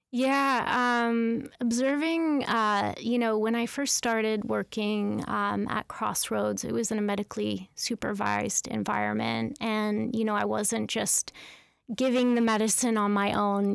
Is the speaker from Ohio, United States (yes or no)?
no; Carnation, Washington, United States; I grew up in Carnation, Washington, which is a very small farm town outside of, uh, Seattle, Washington.